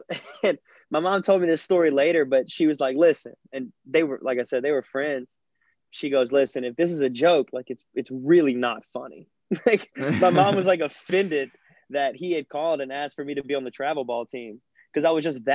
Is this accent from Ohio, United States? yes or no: no; South Louisiana, United States; as a kid growing up in South Louisiana